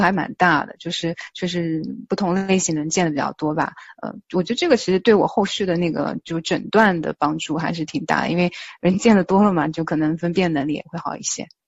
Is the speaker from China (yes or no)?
yes; China; also born or lived in Texas, United States; now in United States; 我们中国人